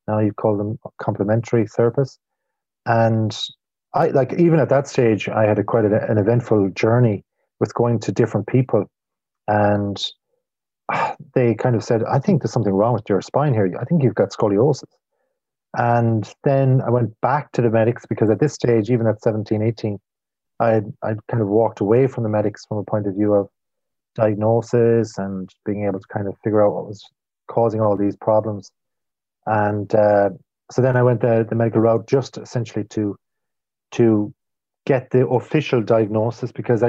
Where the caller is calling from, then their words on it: Galway, Connacht, Ireland; Well, I don't know if I'm cool, but I'm in the west of Ireland. I'm in Galway, or some people call it or refer to it as Galway.